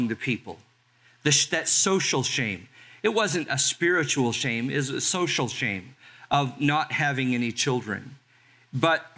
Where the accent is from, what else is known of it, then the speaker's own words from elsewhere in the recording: Los Angeles, California, United States; also born or lived in Carson, California; now in Albany, United States; growing up in Los Angeles, about 20, 30 minutes from my house was Sunset Strip, Hollywood.